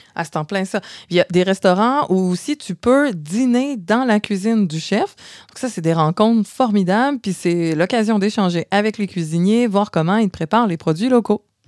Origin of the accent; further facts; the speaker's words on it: Montreal, Quebec, Canada; vous l'entendez, je suis de Montréal.